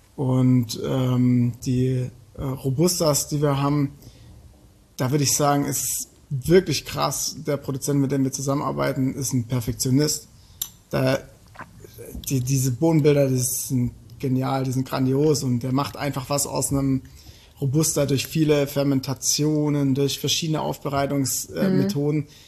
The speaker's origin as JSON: {"language": "German", "country": "Germany", "said": "als Deutscher"}